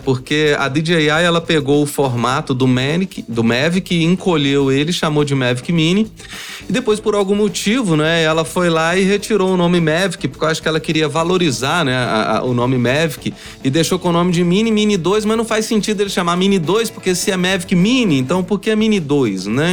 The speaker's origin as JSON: {"language": "Portuguese", "town": "São João del-Rei", "region": "Minas Gerais", "country": "Brazil", "moved": "yes", "said": "eu sou de São João Del Rei"}